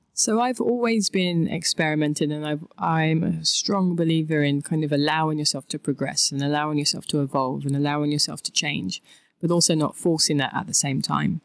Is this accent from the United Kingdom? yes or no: yes; London, United Kingdom; I'm from England. I'm from a lovely place called Thamesmead in southeast London.